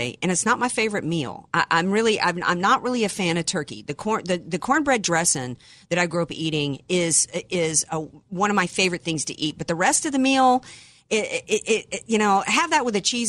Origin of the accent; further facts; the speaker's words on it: Louisiana, United States; now in San Diego, United States; growing up in the South